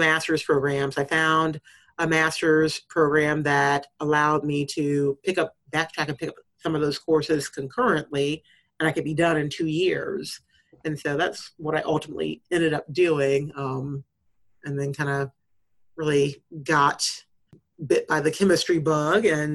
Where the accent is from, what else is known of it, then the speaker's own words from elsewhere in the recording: Urbana, Illinois, United States; moved away; I grew up in Urbana, Illinois for part of my time